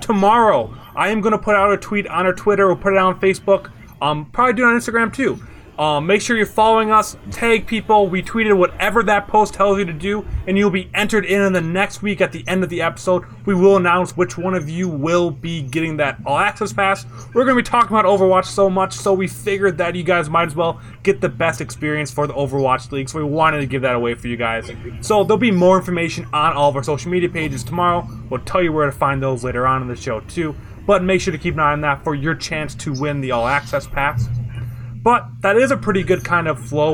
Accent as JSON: {"language": "English", "region": "Midwest", "country": "United States", "said": "I'm from the Midwest"}